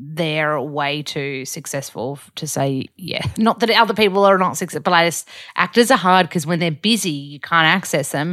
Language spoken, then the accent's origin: English; Australia; accent: ocker Australian; I'm really Aussie.